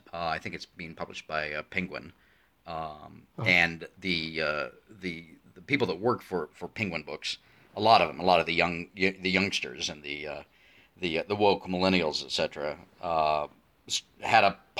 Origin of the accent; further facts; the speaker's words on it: United States; especially for me as an American who very much believes in free speech, because it is part of our constitution.